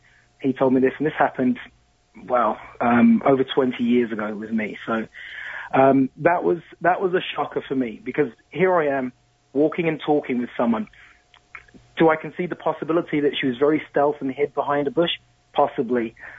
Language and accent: English; London, United Kingdom; And also growing up in London, you know, very old society, ghosts come with the territory, right?